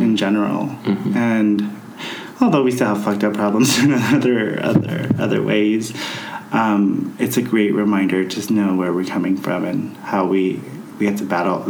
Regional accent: United States; growing up as an American Filipino

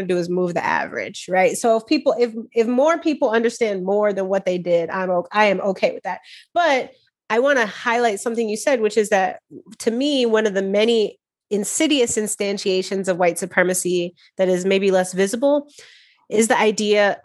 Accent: Midwest, United States; As a Midwesterner

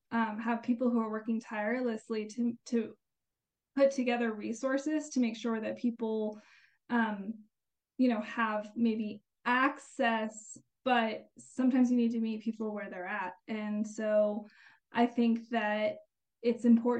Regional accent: Albuquerque, New Mexico, United States; I was born and raised in the Albuquerque area, so I'm a lifelong New Mexican

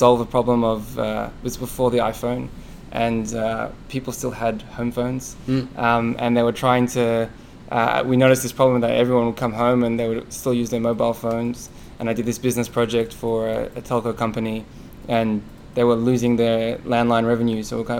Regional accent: Australia; now in United States; I come from Australia, and internet banking is easy.

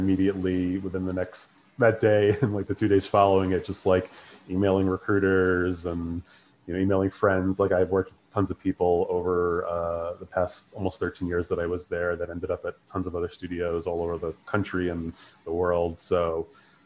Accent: New York City, New York, United States; I'm from New York, from Queens originally

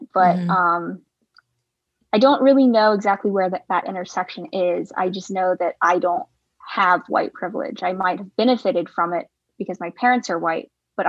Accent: the South, United States; also born or lived in Anhui, China; I was raised in the South

